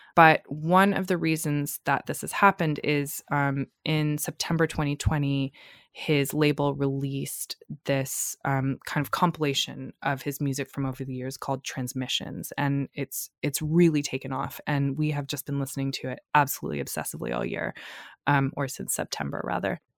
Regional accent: Boston area, Massachusetts, United States; I am from Massachusetts

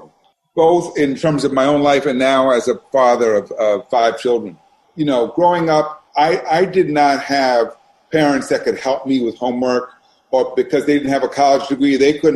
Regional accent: New York City, New York, United States; I grew up in New York City. I grew up in Brooklyn, Brooklyn, New York, a neighborhood called Brownsville

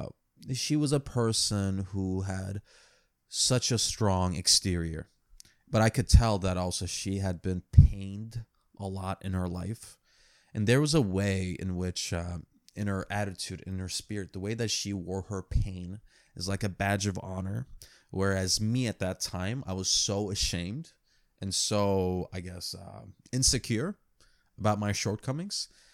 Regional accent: United States; also born or lived in New York City; I'm an American.

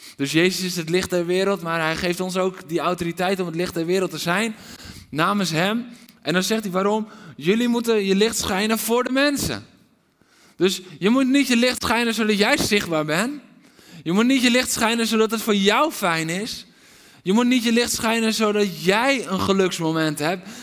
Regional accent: Netherlands; We zijn Nederlanders

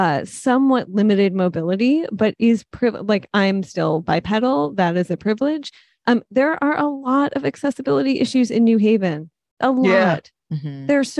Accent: Detroit, Michigan, United States; now in New Haven, United States; so I grew up in Detroit, I've lived here for about 10 years at this point

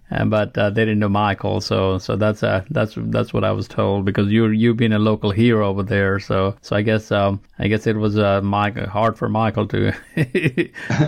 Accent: Nepal; now in Alabama, United States; I'm from Nepal

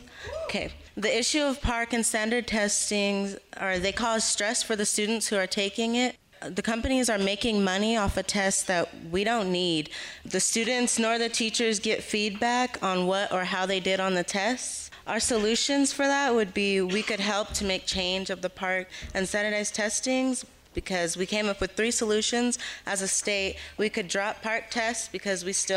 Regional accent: Clovis, New Mexico, United States; I'm from Clovis, New Mexico

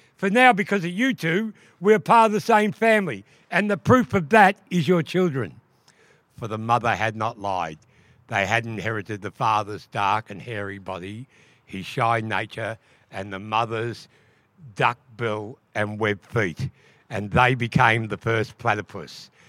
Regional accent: Wurundjeri, Victoria, Australia; I'm from Wa people

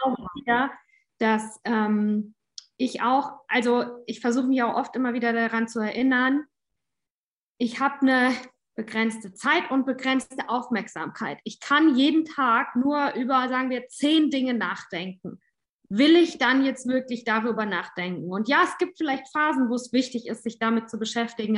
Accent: Southern Germany, Germany; Ich komme aus Süddeutschland

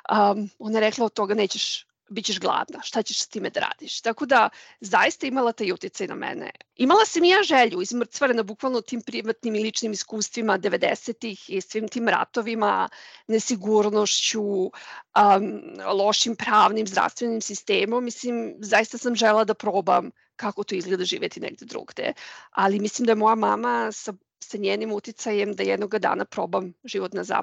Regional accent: Belgrade, Serbia; moved away as an adult; now in Munich, Germany; rođena sam i odrasla sam u Beogradu

